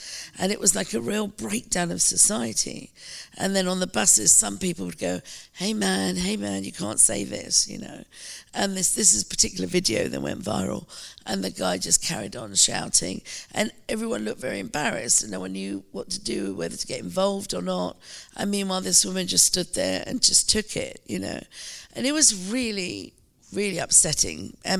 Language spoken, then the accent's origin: English; United Kingdom; my identity as a British Asian.